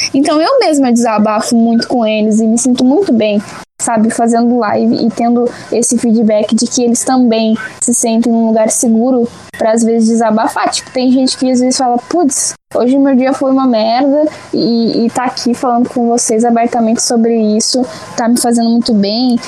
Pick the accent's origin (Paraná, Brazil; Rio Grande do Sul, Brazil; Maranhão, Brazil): Rio Grande do Sul, Brazil; Porto Alegre; sou de Porto Alegre, Rio Grande do Sul